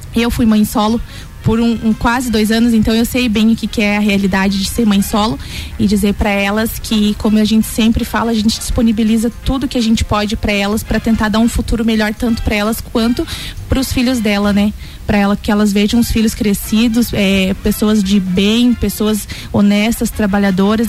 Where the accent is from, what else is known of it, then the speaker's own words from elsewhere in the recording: Joinville, Santa Catarina, Brazil; moved away as an adult; now in Lages, Brazil; faz sete anos que eu me mudei aqui para Laje, sou natural de Joinville